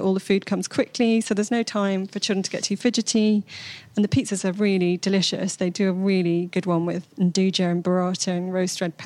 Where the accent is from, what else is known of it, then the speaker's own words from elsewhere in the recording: Bath, South West England, United Kingdom; my hometown of Bath